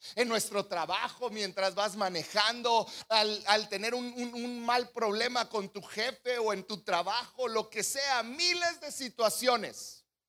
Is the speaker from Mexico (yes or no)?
yes; Mexico; crecido como mexicanos